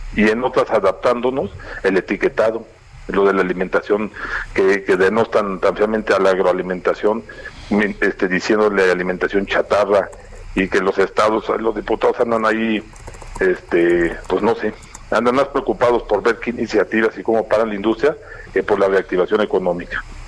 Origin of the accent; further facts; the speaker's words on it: Mexico; como mexicanos